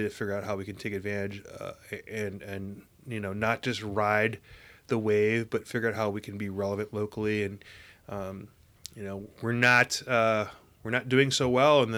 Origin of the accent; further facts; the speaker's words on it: Midwest, United States; now in Arizona, United States; I'm from the Midwest